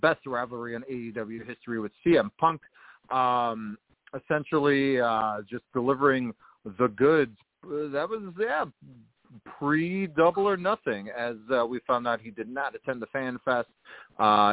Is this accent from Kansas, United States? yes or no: no; Chicago, Illinois, United States; Chicago, Illinois, the best city in all the world, my hometown